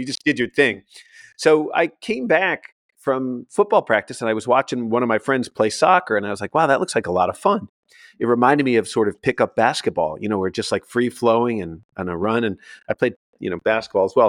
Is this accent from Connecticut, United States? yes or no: yes; Connecticut, United States; I was born in Connecticut